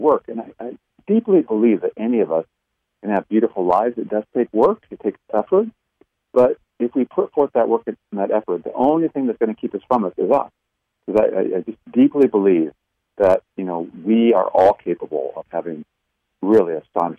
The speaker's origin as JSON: {"language": "English", "region": "Iowa", "country": "United States", "tie": "born or raised there", "said": "I grew up in Iowa, you know, learned things there, you know, Midwestern kind of values"}